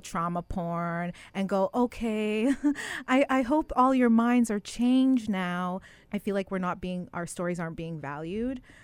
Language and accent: English; Winnipeg, Manitoba, Canada; grew up in the West End of Winnipeg, the Urban Reserve.